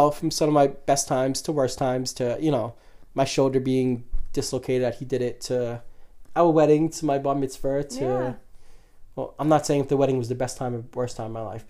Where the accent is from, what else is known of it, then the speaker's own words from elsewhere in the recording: New York City, New York, United States; And we are from New York.